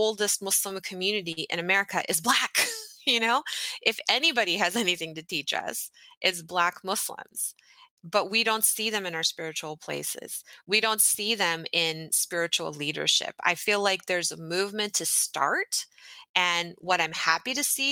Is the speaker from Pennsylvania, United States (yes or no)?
no; Texas, United States; I grew up in Texas